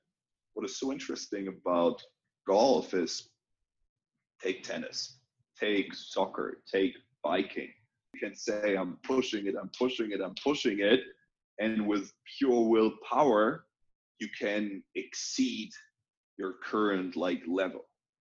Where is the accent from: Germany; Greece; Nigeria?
Germany; North Rhine-Westphalia; I mean, I grew up in a small town, right? And it was interesting.